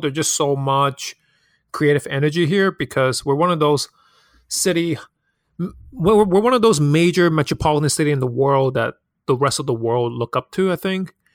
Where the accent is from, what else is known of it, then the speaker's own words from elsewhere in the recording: New York City, New York, United States; also born or lived in Hong Kong; I'm born and raised in Hong Kong, but I've moved to Queens, nearest city, since I was ten years old.